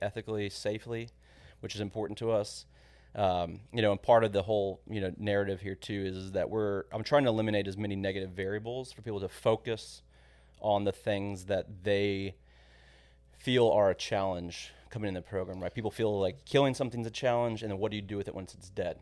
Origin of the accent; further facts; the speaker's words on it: San Antonio, Texas, United States; moved away as an adult; also born or lived in College Station; I grew up in San Antonio, but grew up going to the ranch every weekend pretty much